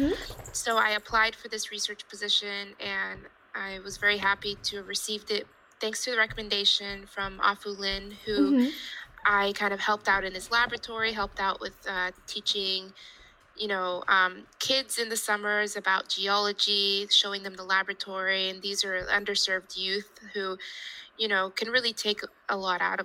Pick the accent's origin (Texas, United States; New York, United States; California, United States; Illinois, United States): Texas, United States; Houston; I grew up in Houston, Texas